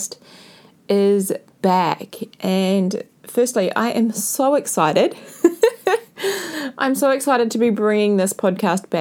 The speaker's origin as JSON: {"language": "English", "country": "New Zealand", "tie": "born or raised there", "said": "I went back to New Zealand after my 5 to 6 month adventure around South and Central America and the Cook Islands. I've spent a lot of time with family and friends, and I found a new appreciation for my hometown"}